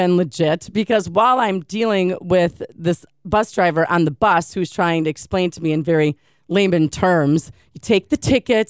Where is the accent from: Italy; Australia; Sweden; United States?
United States; I'm American.